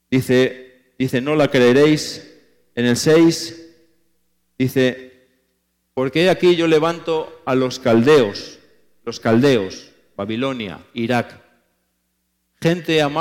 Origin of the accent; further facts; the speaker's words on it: Spain; cuando me ha tocado predicar en mi país, en España y en otros países